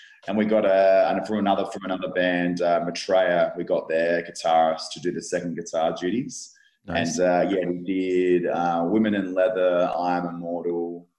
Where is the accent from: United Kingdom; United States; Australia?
Australia; Adelaide, South Australia; Like, I'm from Adelaide, which is like a small version of Melbourne, a little brother to Melbourne.